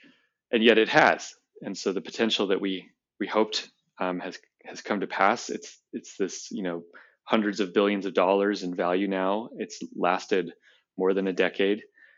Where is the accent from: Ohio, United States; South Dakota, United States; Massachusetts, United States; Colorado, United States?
Colorado, United States; You know, I grew up in Colorado